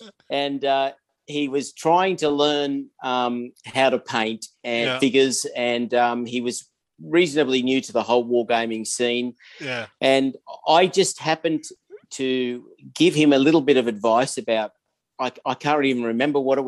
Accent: Sydney, New South Wales, Australia; now in Adelaide, Australia; I'm 61 years old, living in Adelaide, South Australia. I haven't always been here. I grew up in Sydney, and in a little town called Blacktown in the western suburbs of Sydney

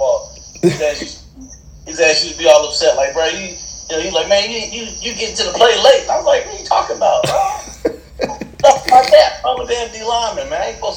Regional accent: Stone Mountain, Georgia, United States; also born or lived in Decatur, Georgia; I grew up over there in Stone Mountain

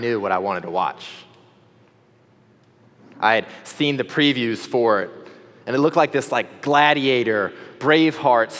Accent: the South, United States; As a Southerner

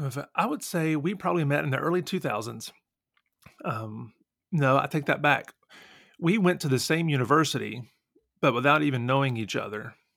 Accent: Nashville, Tennessee, United States; I am also from Nashville, Tennessee.

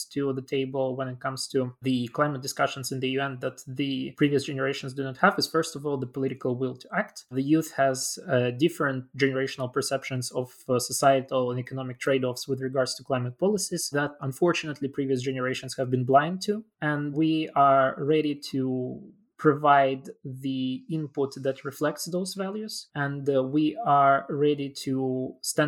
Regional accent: Chisinau, Moldova; my hometown of Chisinau, which is also the capital city of the Republic of Moldova

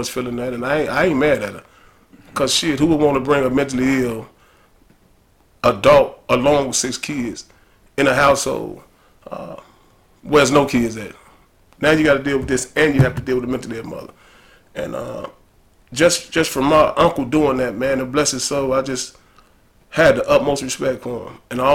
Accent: Chicago, Illinois, United States; also born or lived in Cleveland, Ohio / West Side, Chicago; I came here when I was 4, so I've been here ever since then

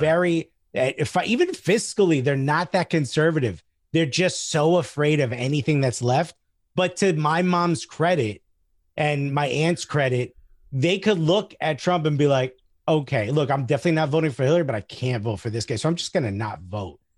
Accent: United States; English is a second language; also born or lived in Newark; I'm from the New York area

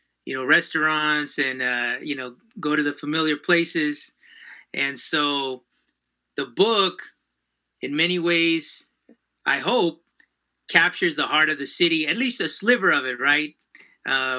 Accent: Fullerton, California, United States; also born or lived in Santa Ana, California; I'm myself originally from Orange County. I was born and raised in the Fullerton area.

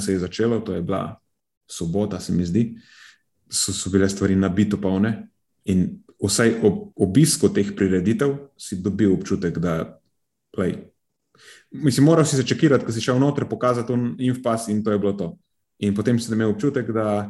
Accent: Slovenia

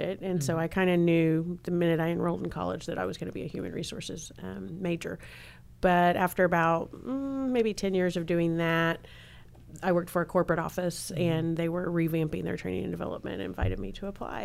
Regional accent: Oklahoma, United States; moved away; I'm originally from Oklahoma

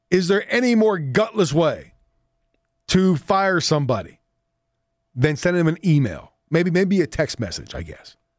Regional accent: Southwest Pennsylvania, United States; moved away; I'm from Southwest P

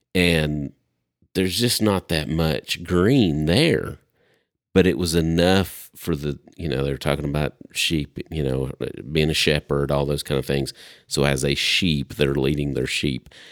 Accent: Upper East Tennessee, United States; moved away; I'm from Upper East Tennessee originally.

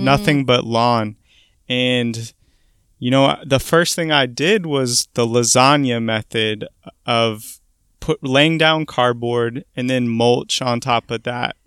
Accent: Portland, Oregon, United States; moved away as an adult; also born or lived in Boston; I'm originally from Portland, Oregon

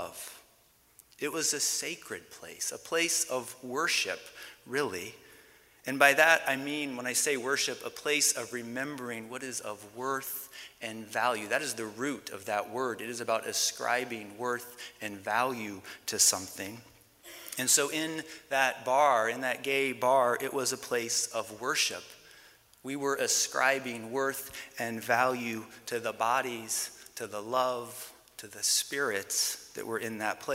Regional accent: Fort Collins, Colorado, United States; my hometown of Fort Collins

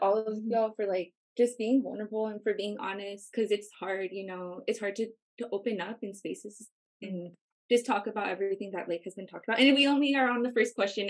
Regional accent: Riverside, California, United States; My hometown is actually Riverside, so I'm from a community called Rubido. It's next to the Santa Ana River on the other side of Riverside.

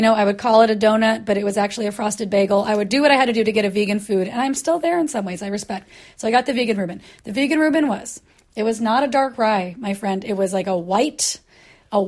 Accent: Portland, United States; moved away; I come from Portland

